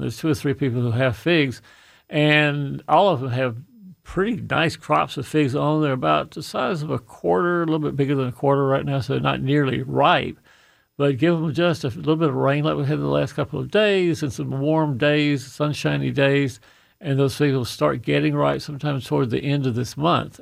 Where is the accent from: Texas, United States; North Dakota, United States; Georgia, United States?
Georgia, United States; Fayette County; that little dinky farm that I grew up on in Fayette County